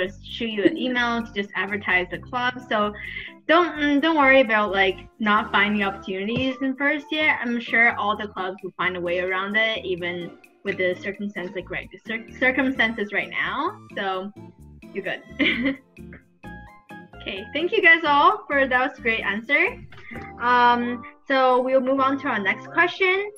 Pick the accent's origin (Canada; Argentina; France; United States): Canada; Toronto, Ontario; I'm from Toronto